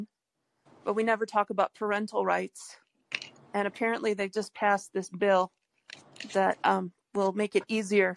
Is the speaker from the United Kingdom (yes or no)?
no; Detroit, Michigan, United States; I am from Detroit